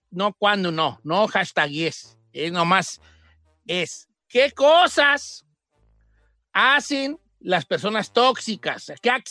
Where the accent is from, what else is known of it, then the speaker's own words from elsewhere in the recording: Guadalajara, Jalisco, Mexico; Es que yo soy de Guadalajara, ya decimos tóxico.